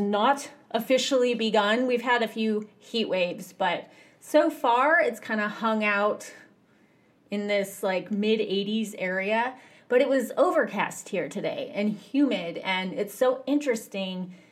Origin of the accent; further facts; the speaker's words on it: United States; I grew up in America.